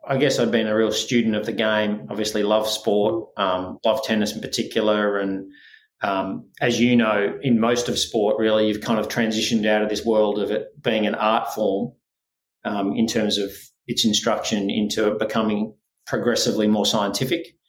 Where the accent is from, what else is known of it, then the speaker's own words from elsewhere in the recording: Australia; accent: Australian; also born or lived in Scotland / Spain; born in Scotland, um, but spent my life for the most part in Australia, albeit there was four years there where I went back to Spain to live